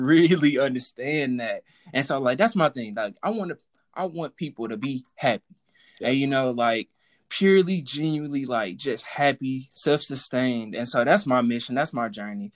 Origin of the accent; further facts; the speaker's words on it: Houston, Texas, United States; I'm from Texas, so I grew up in the church